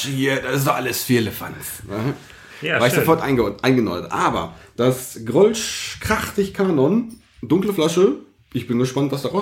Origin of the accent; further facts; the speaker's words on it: Sauerland, North Rhine-Westphalia, Germany; Ich bin ja Sauerländer irgendwie.